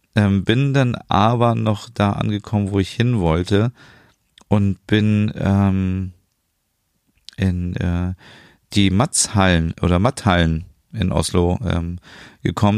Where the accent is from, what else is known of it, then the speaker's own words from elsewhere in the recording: Germany; als Deutscher